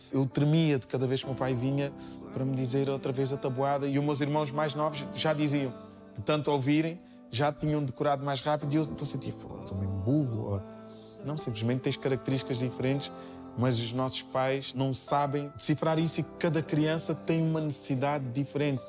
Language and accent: Portuguese; Portugal; also born or lived in Cape Verde; gosto de me sentir português e gosto de me sentir cabo-verdiano